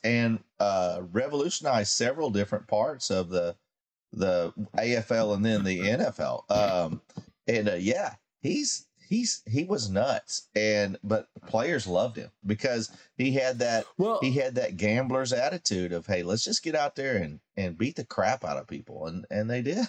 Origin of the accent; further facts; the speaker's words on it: Kansas City, Missouri, United States; Growing up in Kansas City